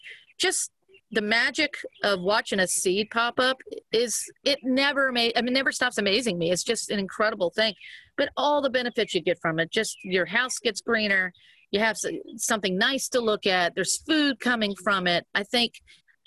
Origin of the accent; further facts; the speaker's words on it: Cajun, Louisiana, United States; we're Cajun